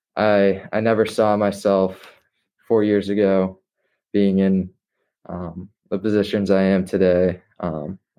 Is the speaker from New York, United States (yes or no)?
no; North Andover, Massachusetts, United States; growing up in North Andover, I was exposed to Brooks